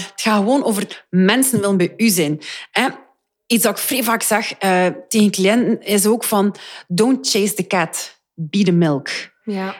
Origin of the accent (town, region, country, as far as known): Flanders, Belgium